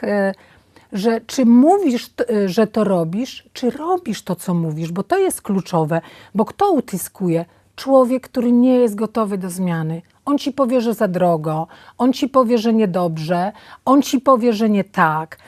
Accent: Podlasie village, Podlaskie Voivodeship, Poland; moved away; also born or lived in Warsaw; Ja się urodziłam na fantastycznej podlaskiej wsi, w pełni zdrowa

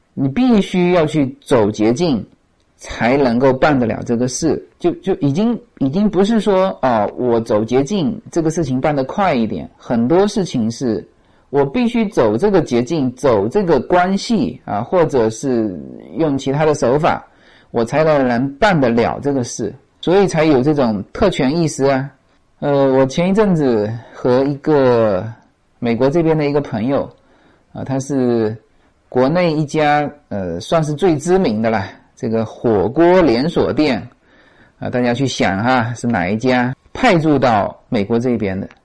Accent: China; moved away; 我们中国人当然是喜欢这种聪明才智嘛

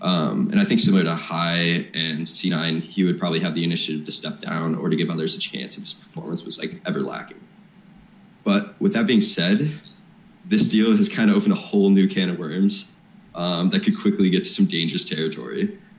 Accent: Michigan, United States; accent: Midwestern; now in Freiburg, Germany; It's Midwestern, I guess. I'm from Michigan.

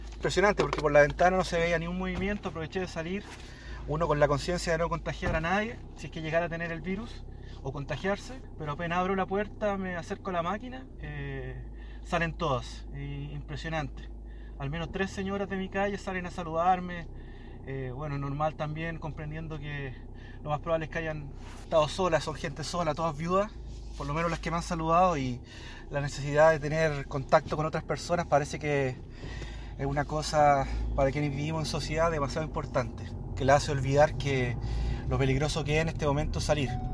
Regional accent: Chile; moved away as an adult; now in Modena, Italy; chileno, vivo en Módena hace cinco años

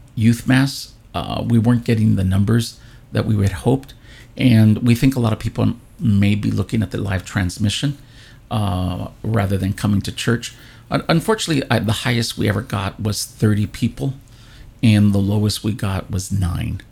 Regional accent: California, United States; I'm one of the few actually native Californians. Uh, I was born here in California

